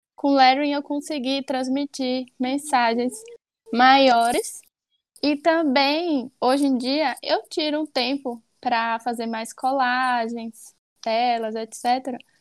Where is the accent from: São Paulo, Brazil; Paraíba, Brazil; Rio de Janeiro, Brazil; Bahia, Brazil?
Bahia, Brazil; Alagoinhas; sou de Alagoinhas, Bahia